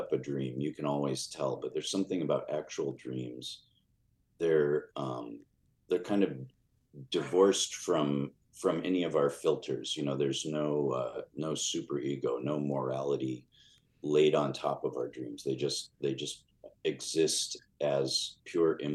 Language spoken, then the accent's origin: English; Chicago, Illinois, United States; born or raised there